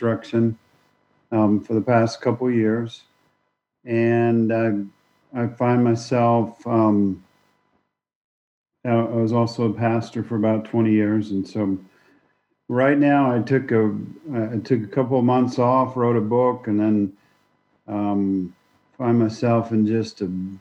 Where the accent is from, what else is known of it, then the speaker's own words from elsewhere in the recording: Oklahoma, United States; moved away as an adult; also born or lived in Dallas-Fort Worth; now in Missouri, United States; I grew up in Oklahoma